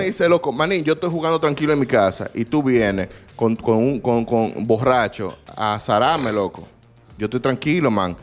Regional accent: Dominican Republic; yo soy dominicano

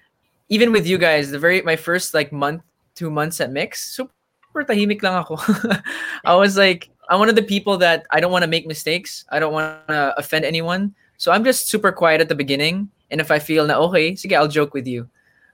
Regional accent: Germany; I grew up in Germany with a lot of different, you know, people from different, like from different backgrounds, different races, rich, poor. All my friends, like none of them had the same nationality. So I was the only Filipino.

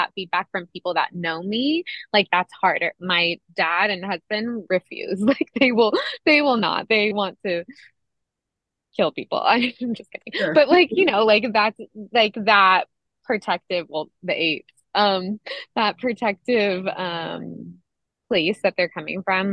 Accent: Monterey County, California, United States; I'm from California. I was born and raised in Monterey County

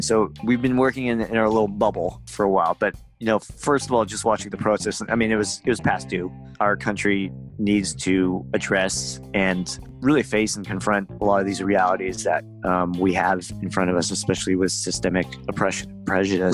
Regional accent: Seattle, Washington, United States; we're from Seattle

